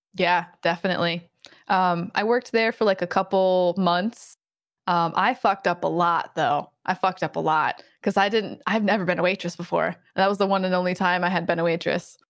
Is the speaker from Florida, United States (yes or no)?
no; Michigan, United States; I'm from Michigan